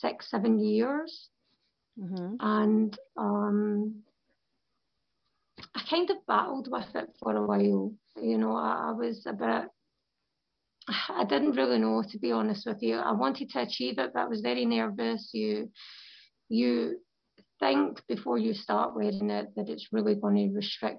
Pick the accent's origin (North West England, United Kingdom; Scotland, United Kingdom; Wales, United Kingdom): Scotland, United Kingdom; moved away as an adult; also born or lived in London; I'm a revert from Scotland